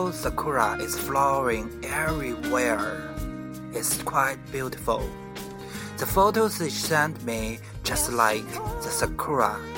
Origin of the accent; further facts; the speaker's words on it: Beijing, China; I'm from Beijing.